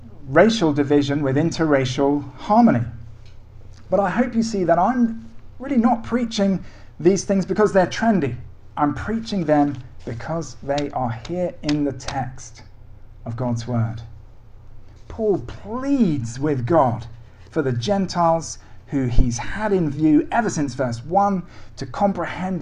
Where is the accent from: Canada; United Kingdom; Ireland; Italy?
United Kingdom; As a British Christian